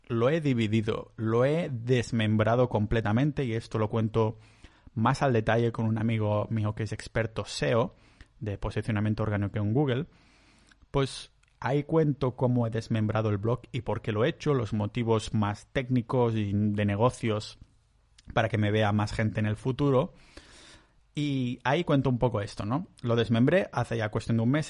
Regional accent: Catalonia, Spain; yo soy muy catalán

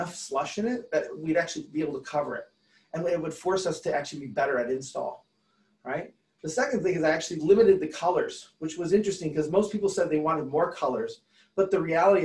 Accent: Detroit, Michigan, United States; I'm from Detroit

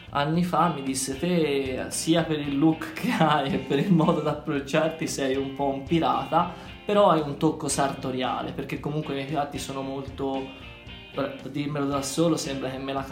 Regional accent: Tuscany, Italy

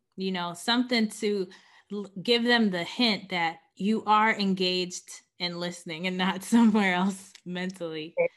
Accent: New York City, New York, United States; born and raised in Queens

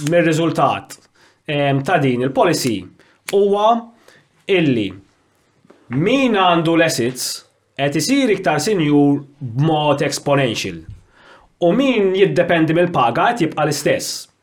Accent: Malta

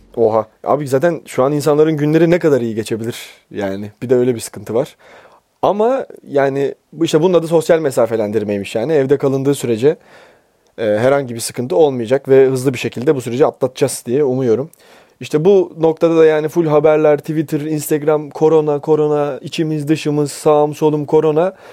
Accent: Bursa, Turkey; now in Istanbul, Turkey; ben bir kurtarma operasyonuyla memleketime geri geldim

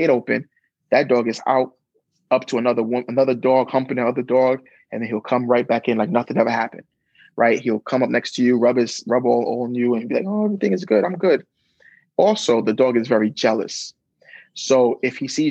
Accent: New York City, New York, United States; I grew up in Brooklyn

